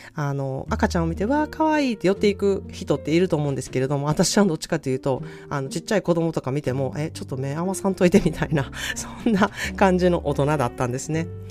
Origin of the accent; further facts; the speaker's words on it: Osaka, Japan; moved away as an adult; now in California, United States; 私は大阪出身の、えー、カリフォルニア在住30年になる